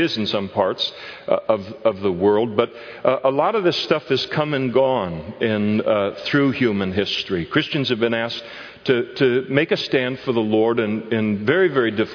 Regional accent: Napa, California, United States; We were growing up in Napa

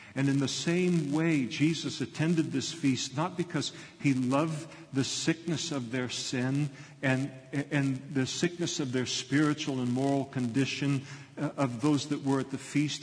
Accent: United States; as American Christians

